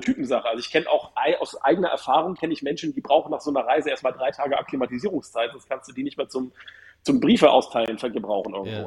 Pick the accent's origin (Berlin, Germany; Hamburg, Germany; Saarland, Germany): Hamburg, Germany; aus meiner Heimatstadt